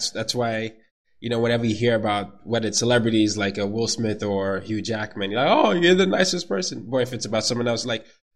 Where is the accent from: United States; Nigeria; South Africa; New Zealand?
Nigeria; the way I grew up, you know, I'm Nigerian